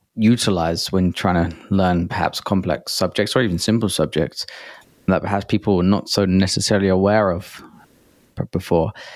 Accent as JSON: {"language": "English", "region": "England", "country": "United Kingdom", "said": "as an Englishman"}